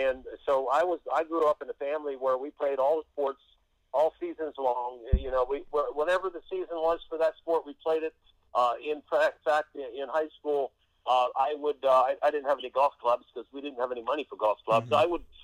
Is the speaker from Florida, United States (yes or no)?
yes; Florida, United States; moved away; also born or lived in Orlando, Florida; my home state of Florida. You know, I went to high school and college there